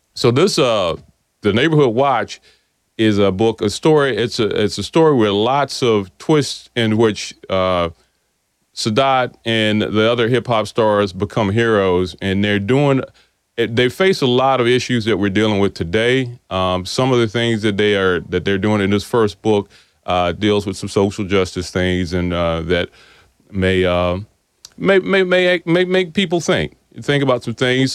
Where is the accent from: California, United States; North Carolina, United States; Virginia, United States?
Virginia, United States; South Boston; I, I grew up here in South Boston